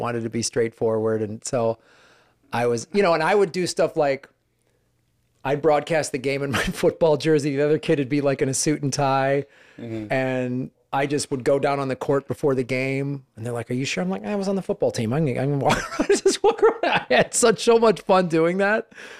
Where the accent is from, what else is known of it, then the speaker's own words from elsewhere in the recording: Madison, Wisconsin, United States; Hi, I'm from Madison.